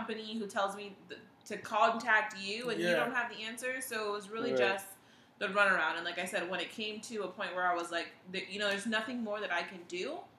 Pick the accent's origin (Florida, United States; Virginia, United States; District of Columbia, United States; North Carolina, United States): Florida, United States; Broward; I'm from Broward, have always been from Broward.